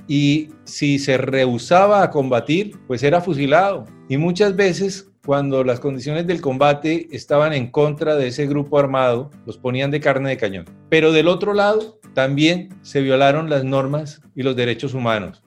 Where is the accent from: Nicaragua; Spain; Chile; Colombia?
Colombia; aquí lo que tuvimos en Colombia